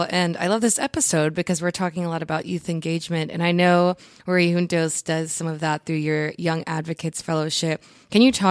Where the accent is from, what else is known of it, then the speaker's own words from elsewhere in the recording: Louisiana, United States; I grew up in Louisiana.